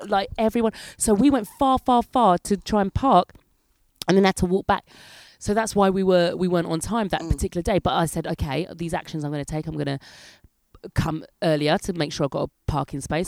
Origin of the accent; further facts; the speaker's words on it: England, United Kingdom; moved away as an adult; now in France; I'm English